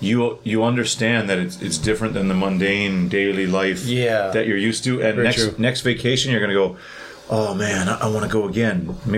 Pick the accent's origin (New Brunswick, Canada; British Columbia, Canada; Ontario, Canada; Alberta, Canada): Ontario, Canada; Thunder Bay; I'm from Thunder Bay